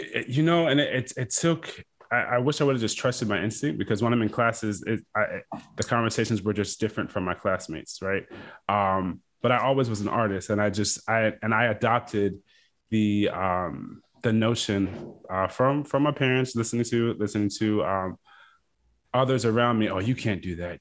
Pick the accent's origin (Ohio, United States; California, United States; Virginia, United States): Virginia, United States; Fredericksburg; I am originally from Fredericksburg, Virginia. It's a small town right in between Washington, D C, and Richmond, uh, Virginia